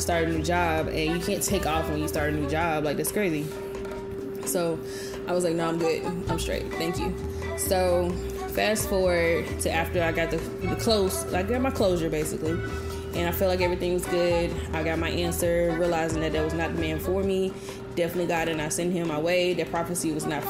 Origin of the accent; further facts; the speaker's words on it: Birmingham, Alabama, United States; I'm from Alabama, and the largest city in Alabama is Birmingham, where I'm from.